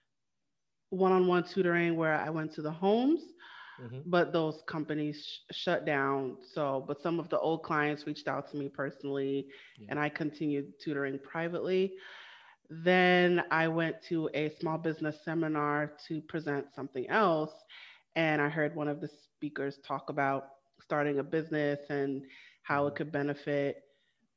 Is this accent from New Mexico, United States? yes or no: no; New York City, New York, United States; also born or lived in Trinidad and Tobago; I am from Brooklyn, New York